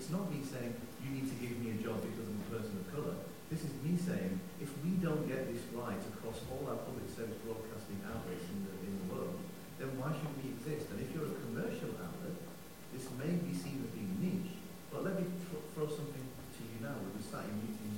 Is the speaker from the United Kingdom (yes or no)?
yes; United Kingdom; I was born in Britain